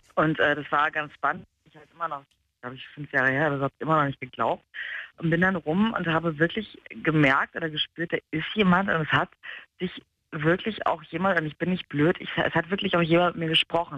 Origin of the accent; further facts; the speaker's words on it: England, United Kingdom; moved away; wir kommen aus England